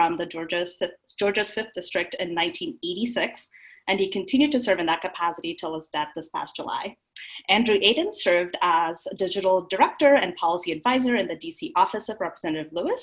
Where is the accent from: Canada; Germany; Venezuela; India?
India; South India; I am from India, South India, and as far as I know, my family, as far back as great-great-grandparents, were also born in India from there